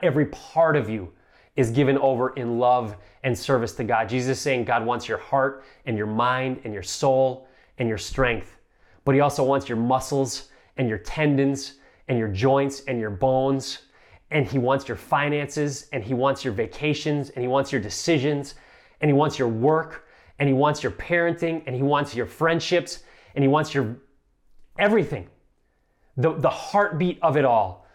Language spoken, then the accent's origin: English; Midwest, United States; moved away as an adult; also born or lived in Boston area; I'm a child of the Midwest